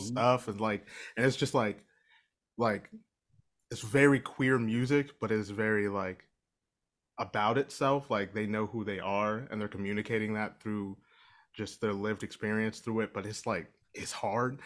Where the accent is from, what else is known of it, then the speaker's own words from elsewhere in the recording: Ohio, United States; I'm from Ohio